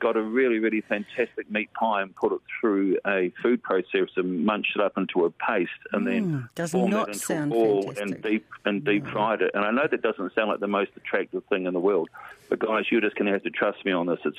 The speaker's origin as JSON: {"language": "English", "town": "Hastings", "region": "Hawke's Bay", "country": "New Zealand", "tie": "born or raised there", "said": "I was brought up in Hastings."}